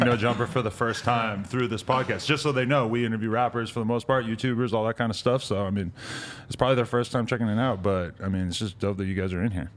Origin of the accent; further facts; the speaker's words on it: New Hampshire, United States; I'm from New Hampshire